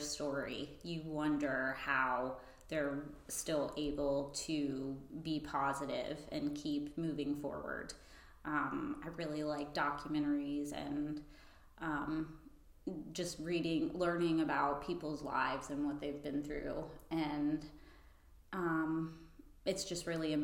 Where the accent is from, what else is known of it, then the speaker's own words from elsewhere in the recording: Freeport, Florida, United States; I grew up in Freeport